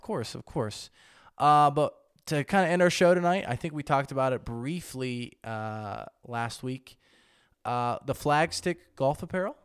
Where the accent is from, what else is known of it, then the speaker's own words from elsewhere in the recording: United States; I'm from America